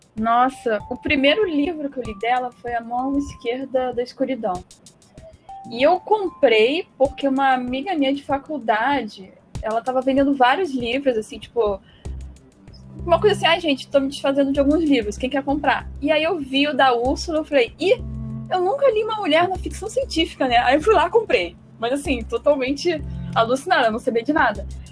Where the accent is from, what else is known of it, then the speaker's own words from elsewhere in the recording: Brazil; Enquanto brasileiro aqui